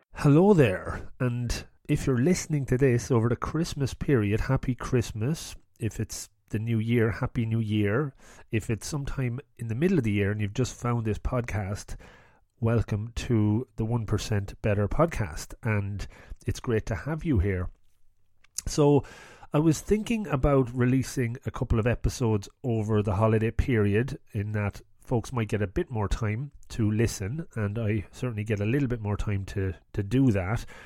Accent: Ireland; I'm from Ireland

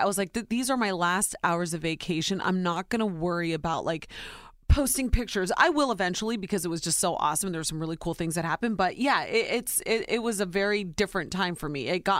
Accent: Ohio, United States; moved away; born and raised in Ohio, very simple way upbringing.

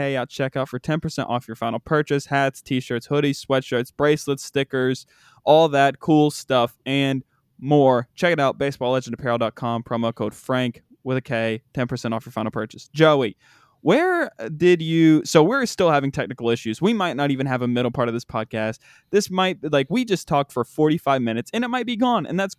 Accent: West Virginia, United States; there's a D1 school in my home state that's called Marshall

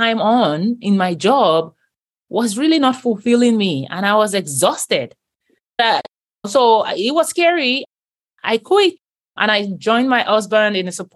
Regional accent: Nigeria; moved away as an adult; now in United States; Christianity growing up in Nigeria was like the norm

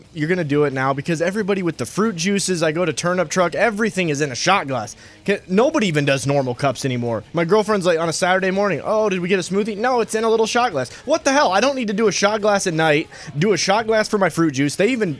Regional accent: Midwest, United States; I'm from the North and I'm a Midwesterner.

